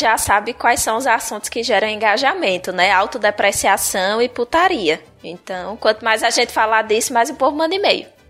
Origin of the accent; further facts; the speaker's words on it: Bahia, Brazil; Tinha que ser na minha terra.